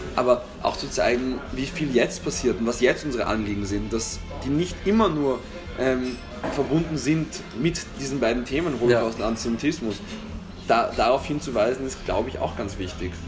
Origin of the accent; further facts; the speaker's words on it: Austria; ich fühle mich als Österreicher